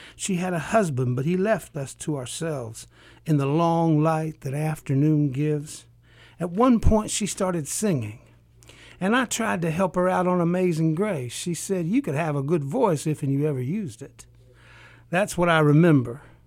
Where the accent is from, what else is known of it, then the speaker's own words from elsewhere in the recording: Appalachia, United States; coming from an oral culture. I'm from Appalachia